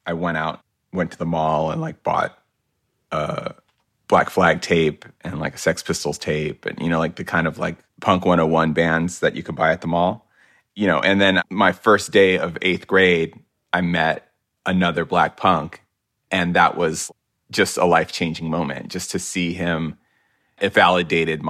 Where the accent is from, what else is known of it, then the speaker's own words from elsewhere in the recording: New York, United States; growing up in New York